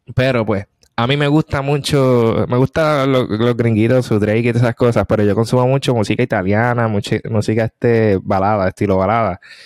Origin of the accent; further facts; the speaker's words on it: Puerto Rico; moved away; also born or lived in Korea / United States; mi pueblo, la Junta, es que todavía se hace lo de la puertorriqueñidad